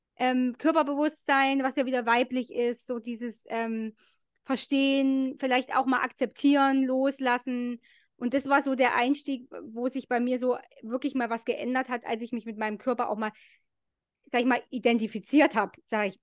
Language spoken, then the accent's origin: German; East Germany, Germany; bei uns in der DDR